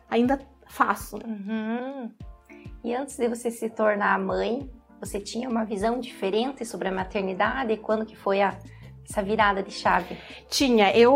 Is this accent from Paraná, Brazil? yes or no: yes; Irati, Paraná, Brazil; Então eu nasci em Irati, sou de Irati mesmo, né?